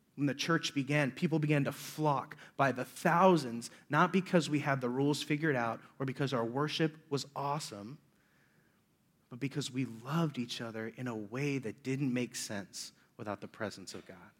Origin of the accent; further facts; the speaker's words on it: Omaha, Nebraska, United States; I'm from Omaha, Nebraska